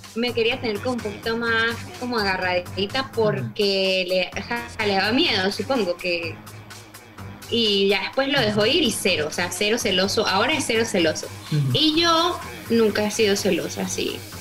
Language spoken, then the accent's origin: Spanish; Venezuelan Andes, Venezuela; yo soy gocha.